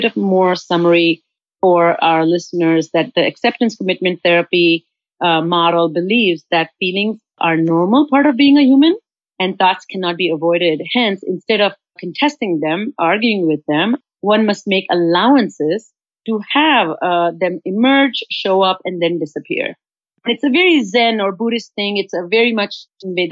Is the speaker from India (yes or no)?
yes; India; now in United States; I'm from India